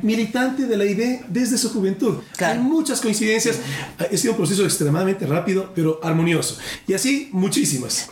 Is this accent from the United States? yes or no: no; Ecuador